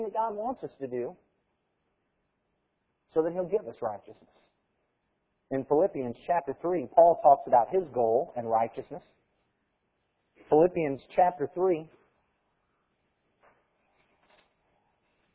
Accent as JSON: {"language": "English", "country": "United States", "said": "As Americans"}